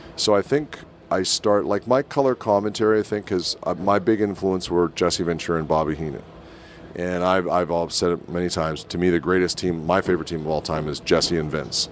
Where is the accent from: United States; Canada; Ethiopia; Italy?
Canada; Winnipeg, Manitoba; my hometown in Winnipeg